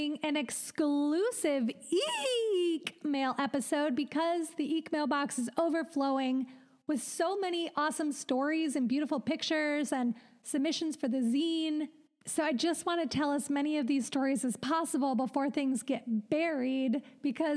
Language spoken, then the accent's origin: English; Midwest, United States; moved away as an adult; now in Los Angeles, United States; We're both just from the Midwest, from nice Midwestern families